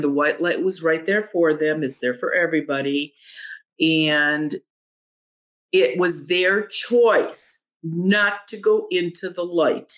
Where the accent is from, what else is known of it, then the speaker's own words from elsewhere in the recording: Ohio, United States; I'm from Ohio